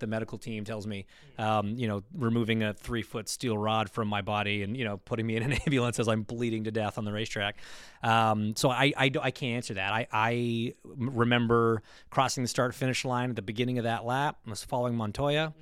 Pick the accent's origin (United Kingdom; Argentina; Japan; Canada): Canada; Toronto, Ontario; my hometown race in Toronto